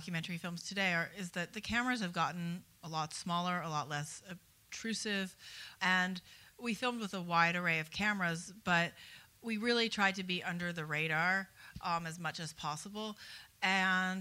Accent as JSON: {"language": "English", "country": "United States", "said": "my perspective as an American woman"}